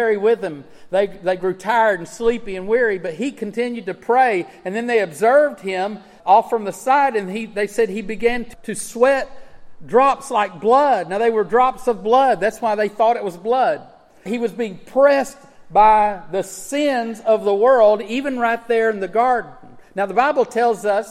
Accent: West Texas, United States; I grew up in West Texas

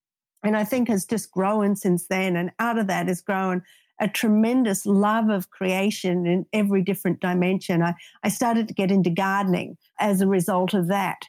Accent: Australia; moved away; I grew up in Australia.

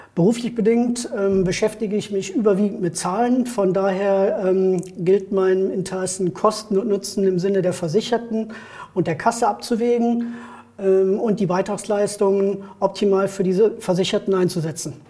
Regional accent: Neuss, North Rhine-Westphalia, Germany; Ich bin geboren in Neuss und wohne auch in Neuss

